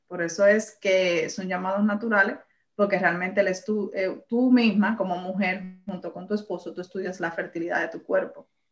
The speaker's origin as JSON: {"language": "Spanish", "country": "Puerto Rico", "tie": "born or raised there", "said": "yo nací en Puerto Rico, pero tengo unas raíces bien arraigadas, dominicanas. Mi mamá es dominicana"}